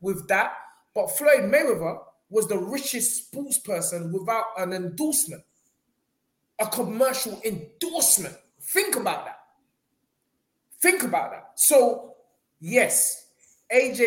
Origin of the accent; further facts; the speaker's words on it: United Kingdom; as a Brit